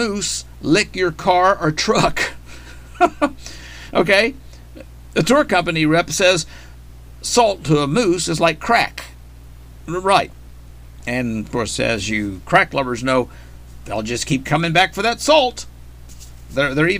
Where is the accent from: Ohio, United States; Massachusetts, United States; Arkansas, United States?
Arkansas, United States; my home state, in Arkansas.